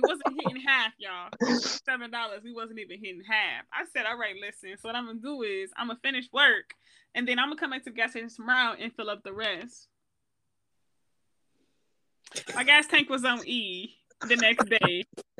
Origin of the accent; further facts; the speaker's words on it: Michigan, United States; we come from Michigan